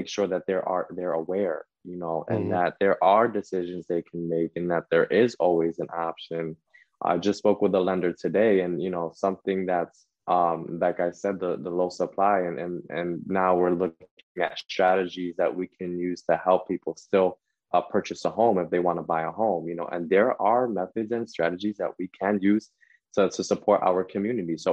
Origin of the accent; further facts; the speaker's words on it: Jersey City, New Jersey, United States; also born or lived in Manhattan, New York; I was raised in Jersey City.